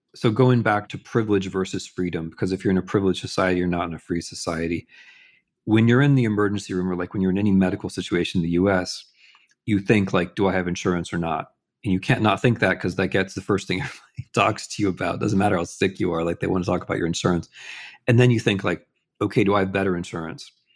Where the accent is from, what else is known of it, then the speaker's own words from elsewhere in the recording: United States; I'm an American and I'm a historian, but I'm not an American historian